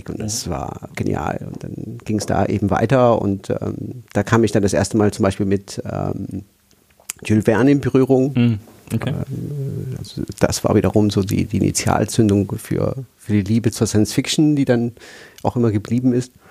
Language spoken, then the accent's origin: German; Aachen, North Rhine-Westphalia, Germany; Also ich, da kann ich einfügen, dass ich eigentlich aus Nordrhein-Westfalen komme. Also ich bin in Aachen